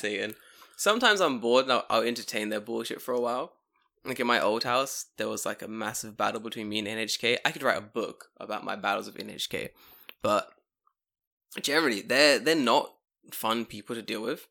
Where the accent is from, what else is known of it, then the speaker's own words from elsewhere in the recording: London, United Kingdom; moved away as an adult; now in Japan; Oh, London